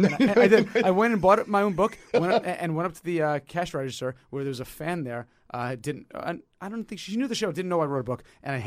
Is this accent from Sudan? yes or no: no; New York City, New York, United States; Well, you know, as a New Yorker, man, the subways.